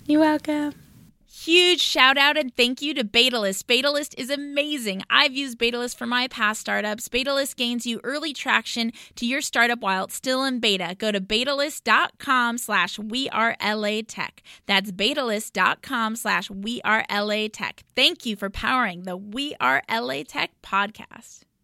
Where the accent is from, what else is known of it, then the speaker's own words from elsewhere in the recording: Los Angeles, California, United States; That's where I grew up. I grew up in Westwood.